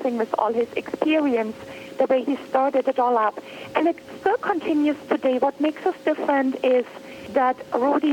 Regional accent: Germany; now in California, United States; I was born in Germany

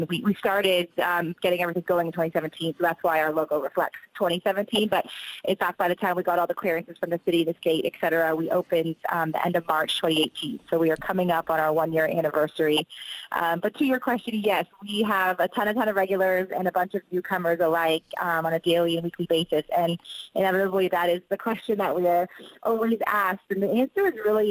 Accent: Canada; I am Canadian

